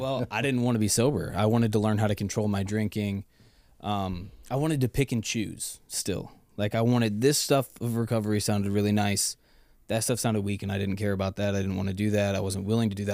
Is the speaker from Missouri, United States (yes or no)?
yes; Lake Saint Louis, Missouri, United States; Growing up in Lake Saint Louis was amazing